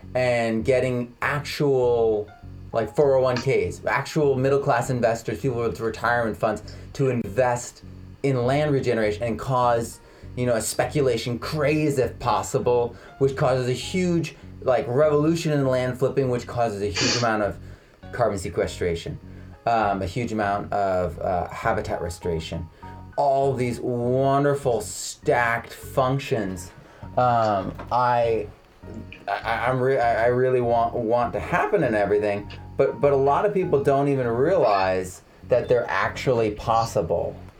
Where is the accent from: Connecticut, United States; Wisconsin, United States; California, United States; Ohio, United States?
Connecticut, United States; I'm from Connecticut